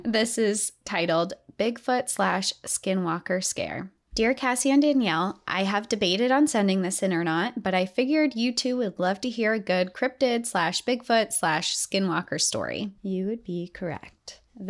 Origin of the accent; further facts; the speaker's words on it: Appalachia, United States; I am from Appalachia. Growing up in that region of the country, I was taught to have a fearful respect for the wilderness.